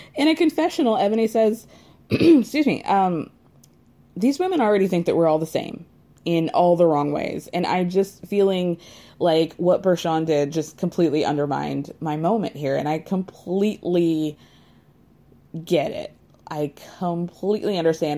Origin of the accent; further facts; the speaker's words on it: New York City, New York, United States; as a New Yorker